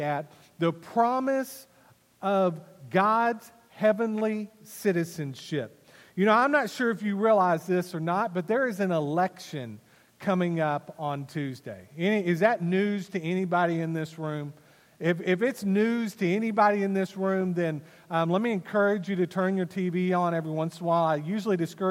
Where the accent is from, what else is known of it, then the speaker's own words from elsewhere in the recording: Wylie, Texas, United States; I was born on December the 28th, 1972, in Wiley, Texas